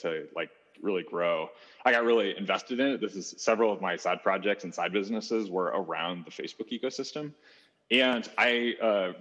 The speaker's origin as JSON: {"language": "English", "town": "St. Louis", "region": "Missouri", "country": "United States", "tie": "born or raised there", "said": "grew up born and raised in St. Louis"}